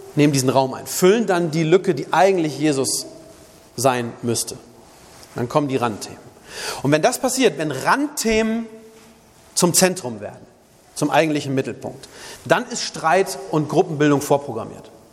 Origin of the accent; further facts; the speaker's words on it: Germany; bei uns in Deutschland